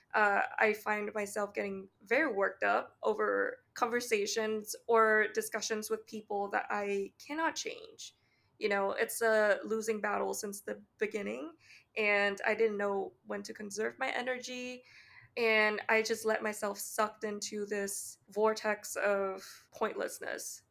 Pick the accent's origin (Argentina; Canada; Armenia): Canada; accent: Canadian; my speech intonation and my Canadian accent